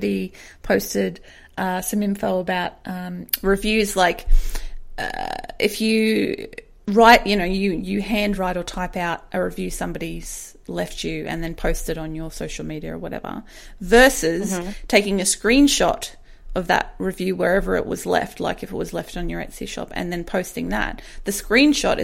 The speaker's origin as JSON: {"language": "English", "country": "Australia", "said": "we're Australian"}